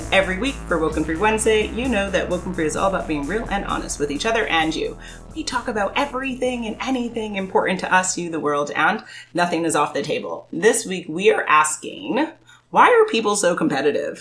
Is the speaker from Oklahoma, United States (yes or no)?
no; New York City, New York, United States; I grew up in Manhattan